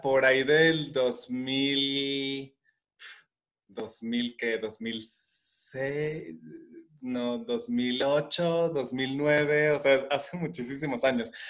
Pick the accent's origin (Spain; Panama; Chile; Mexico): Mexico; Guadalajara, Jalisco; vivo en la ciudad de Guadalajara, radico aquí, toda la vida he estado aquí